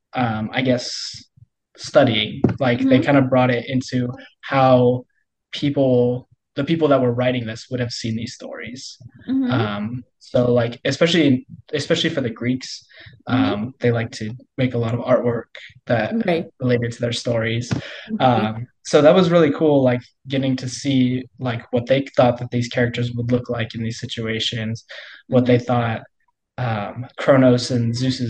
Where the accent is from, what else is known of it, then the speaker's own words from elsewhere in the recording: Colorado, United States; moved away as an adult; now in Kansas, United States; I'm from Colorado